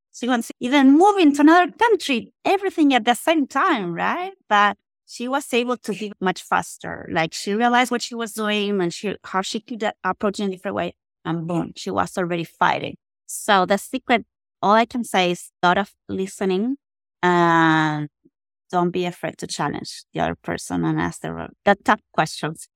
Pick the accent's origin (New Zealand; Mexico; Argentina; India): Argentina; moved away as an adult; now in Texas, United States; I was born in Argentina